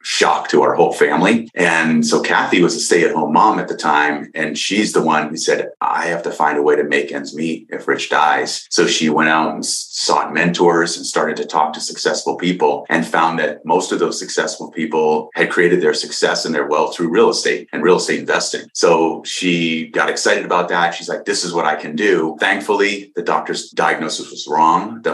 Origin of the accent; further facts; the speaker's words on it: Boston, Massachusetts, United States; moved away as an adult; now in California, United States; I grew up in Boston, moved to California in 95